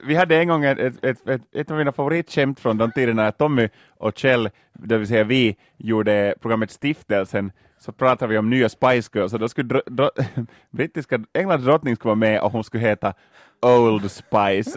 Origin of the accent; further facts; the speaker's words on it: Loviisa, Uusimaa, Finland; Lovisa i östra Jylland, mina hemtrakter